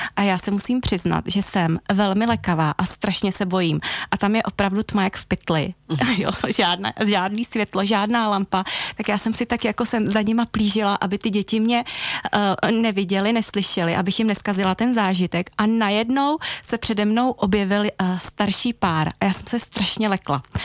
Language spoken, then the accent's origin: Czech; Jindřichův Hradec, South Bohemian Region, Czechia; teď se vracím do svého rodného města, do Jindřichova Hradce